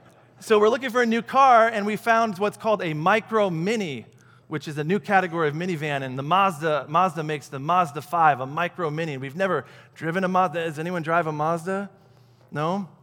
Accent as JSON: {"language": "English", "region": "Michigan", "country": "United States", "tie": "born or raised there", "said": "And we're going from Michigan, where I grew up, back to Aurora to plant the church that fall."}